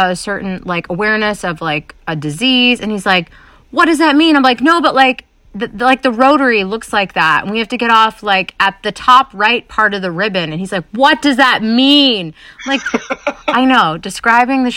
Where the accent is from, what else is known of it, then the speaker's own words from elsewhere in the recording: New Hampshire, United States; moved away as an adult; also born or lived in New York City / Salem, Massachusetts / Boston area / Seattle; now in Los Angeles, United States; growing up in New Hampshire, where it's like cornfields and farms and there's the ocean always safely on the east.